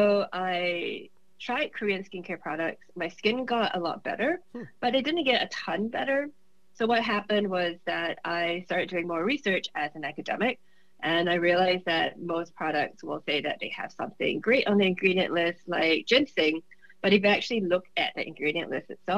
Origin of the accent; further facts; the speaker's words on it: Singapore; moved away as an adult; also born or lived in Michigan, United States; now in United States; I'm originally from Singapore. I came to the U.S. when I was 21 to do my Ph.D.